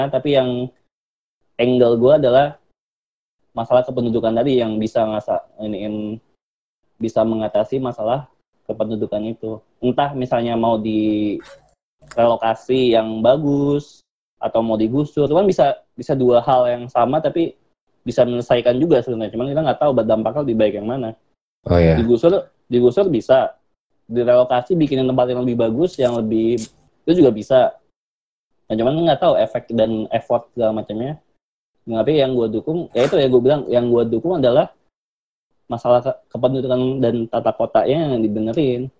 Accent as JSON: {"language": "Indonesian", "region": "Jakarta", "country": "Indonesia", "lives_now": "Bandung, Indonesia", "said": "gue dari Jakarta dan gue tinggal di Bandung kerja di Bandung. Jakarta tuh padat banget cuy"}